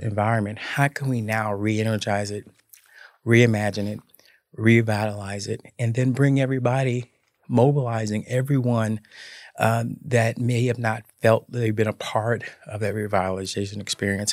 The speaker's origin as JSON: {"language": "English", "town": "Memphis", "region": "Tennessee", "country": "United States", "tie": "born or raised there", "said": "I grew up in Memphis, in the Cordova section of Memphis"}